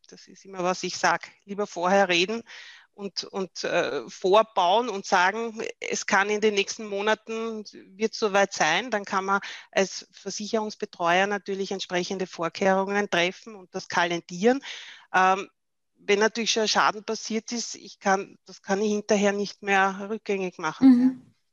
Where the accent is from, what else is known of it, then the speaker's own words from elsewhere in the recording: Austria; bei uns in Österreich